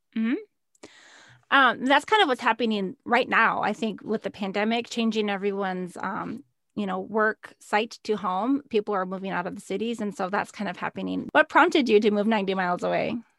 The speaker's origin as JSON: {"language": "English", "region": "Minnesota", "country": "United States", "tie": "born or raised there", "moved": "as an adult", "said": "I moved, um, away to work from home nine hours south of where I grew up in Minnesota"}